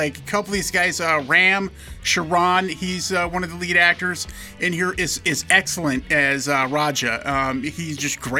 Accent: United States

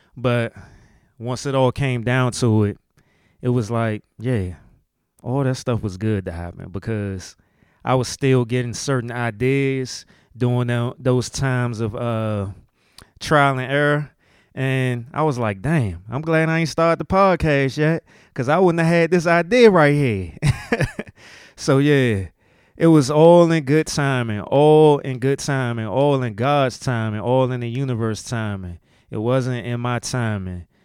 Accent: DMV, United States; accent: DMV; my DMV accent

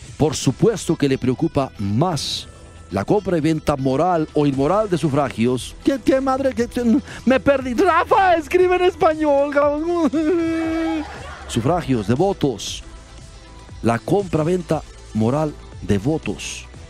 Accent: Mexico; Soy mexicano

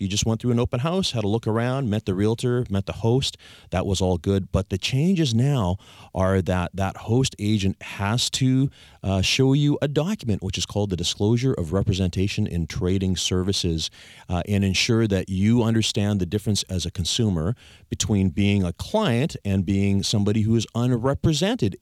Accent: Victoria, British Columbia, Canada; I was born and raised here in Victoria

